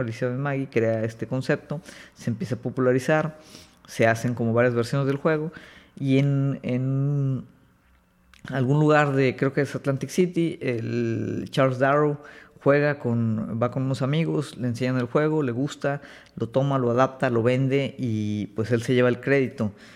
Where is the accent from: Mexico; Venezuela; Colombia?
Mexico; acá en México